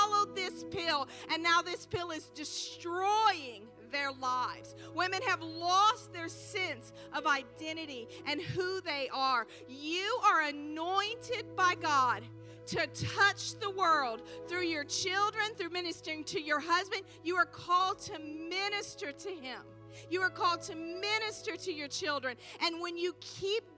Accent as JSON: {"language": "English", "area": "the Bible Belt", "region": "the South", "country": "United States", "moved": "yes", "said": "I'm from the Bible Belt."}